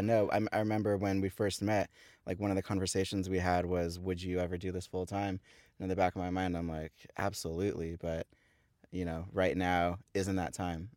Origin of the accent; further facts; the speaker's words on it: Thousand Oaks, California, United States; I grew up in Thousand Oaks, just down the freeway, five minutes from here.